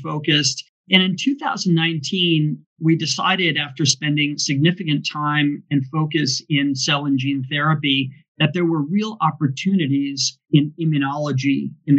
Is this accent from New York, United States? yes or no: yes; New York City, New York, United States; now in San Francisco, United States; I was born in New York City